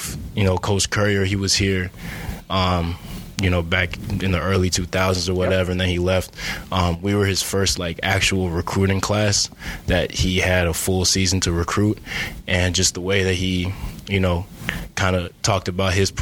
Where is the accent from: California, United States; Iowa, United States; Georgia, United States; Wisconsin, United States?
Iowa, United States; Iowa City; I'm from Iowa City, City High, not West High.